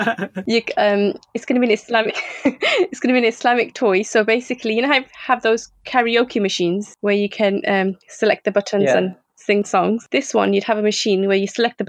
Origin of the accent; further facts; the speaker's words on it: Birmingham, West Midlands, United Kingdom; I'm from Birmingham, and I have two children.